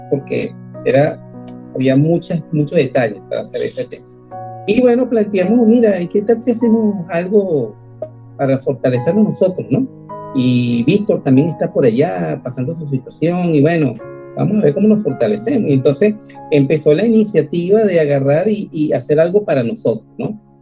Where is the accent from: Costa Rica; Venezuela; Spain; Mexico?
Venezuela; moved away as an adult; now in Argentina; Los venezolanos somos trabajadores